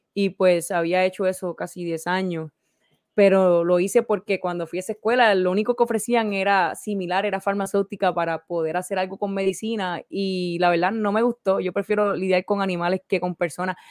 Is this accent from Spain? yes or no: no; Orocovis, Puerto Rico; nací en Puerto Rico, en el campo, Orocovis. Me crié